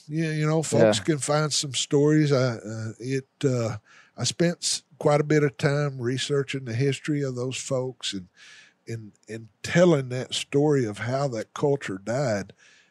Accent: Arkansas Delta, United States; For me, the Delta's home. And that's where I've spent most of my outdoor life is in the Delta, in those river bottoms.

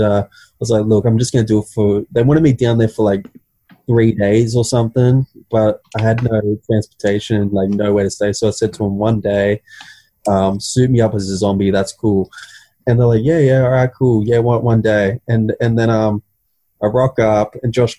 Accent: Central Coast, New South Wales, Australia; I'm from the Central Coast.

